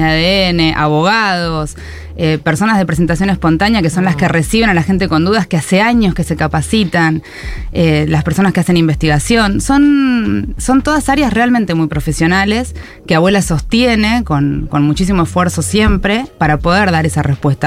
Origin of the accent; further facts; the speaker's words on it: Argentina; como argentinos